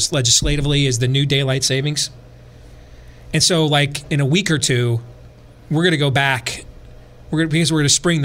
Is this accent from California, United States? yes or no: no; Michigan, United States; growing up in Michigan